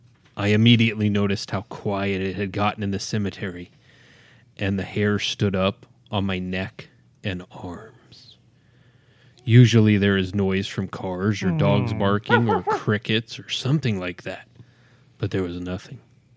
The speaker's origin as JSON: {"language": "English", "town": "Idaho Falls", "region": "Idaho", "country": "United States", "tie": "born or raised there", "said": "I'm a 47-year-old female from Idaho Falls, Idaho."}